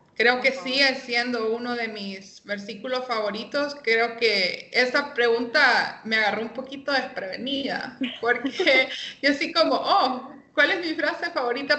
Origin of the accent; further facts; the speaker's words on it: Tegucigalpa, Francisco Morazán, Honduras; vivo aquí en Tegucigalpa, soy capitalina